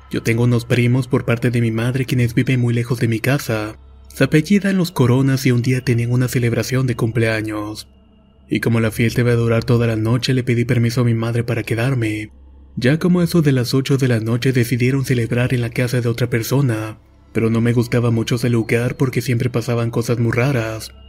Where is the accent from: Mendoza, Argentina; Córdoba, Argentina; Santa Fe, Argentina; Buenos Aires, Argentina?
Buenos Aires, Argentina; soy de Argentina, provincia de Buenos Aires, y quiero contar esta historia.